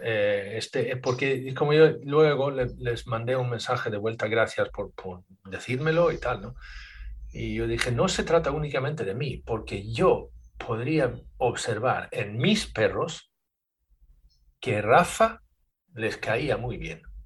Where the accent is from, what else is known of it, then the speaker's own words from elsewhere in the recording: Sweden; now in Spain; pero soy sueco de, origen, yo nací en Suecia, ¿vale? Y ya llevo 30 años aquí en España